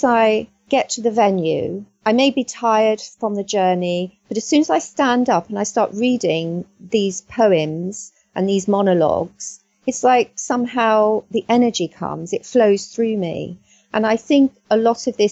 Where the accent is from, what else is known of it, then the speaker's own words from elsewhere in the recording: Middlesex, London, United Kingdom; also born or lived in South Wales; I grew up in Middlesex